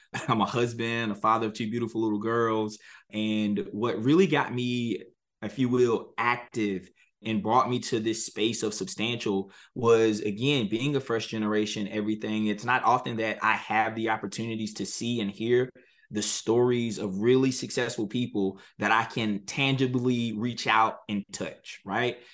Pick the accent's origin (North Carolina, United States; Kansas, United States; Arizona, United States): North Carolina, United States; Halifax County; I'm a North Carolina native. I was born and raised in Halifax County, North Carolina